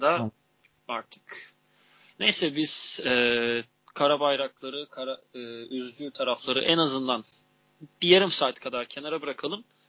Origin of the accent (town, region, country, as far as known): Turkey